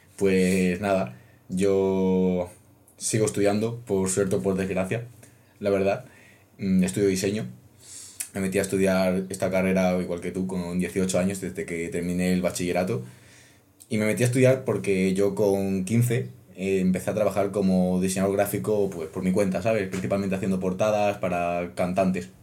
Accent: Extremadura, Spain; moved away as an adult; now in Madrid, Spain; yo no soy de Madrid, yo soy de Extremadura. Venir a Madrid desde Extremadura fue un cambio duro

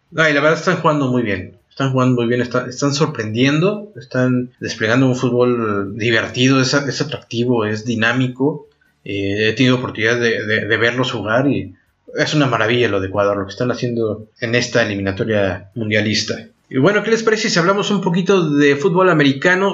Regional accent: Argentina; now in France; como nosotros, eh, como en Argentina

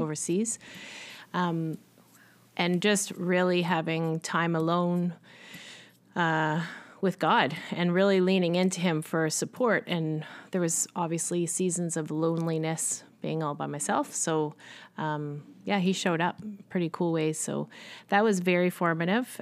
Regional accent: Richmond Hill, Ontario, Canada; I grew up in Richmond Hill, Ontario, which is just north of Toronto.

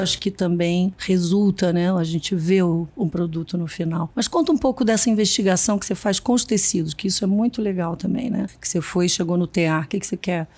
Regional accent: Minas Gerais, Brazil; eu sou mineira também

